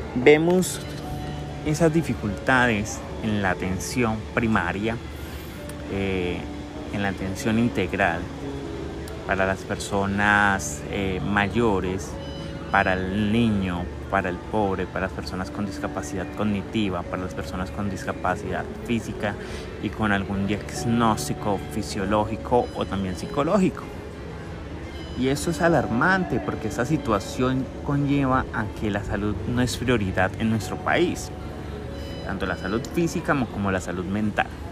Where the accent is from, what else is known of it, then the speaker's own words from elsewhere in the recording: Cali, Valle del Cauca, Colombia; mi ciudad, yo soy caleño